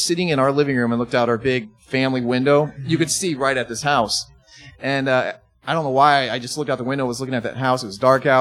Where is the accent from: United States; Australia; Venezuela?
United States; Belleville, Illinois; I grew up in Belleville, so it's about 40 minutes from here